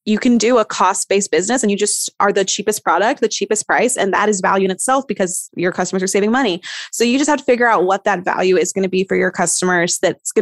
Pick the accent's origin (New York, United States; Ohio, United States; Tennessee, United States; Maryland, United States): Tennessee, United States; East; I'm from East Tennessee and it's beautiful